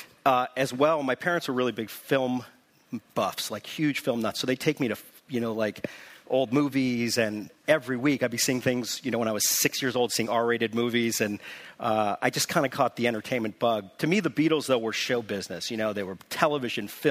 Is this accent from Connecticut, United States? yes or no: yes; New Canaan, Connecticut, United States; I grew up in New Canaan, Connecticut, a small town about an hour outside of the city